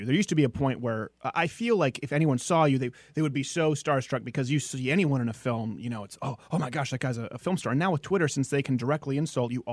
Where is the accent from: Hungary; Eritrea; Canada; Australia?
Canada; moved away as an adult; also born or lived in Los Angeles; I had been in a union in Canada since I was 12 years old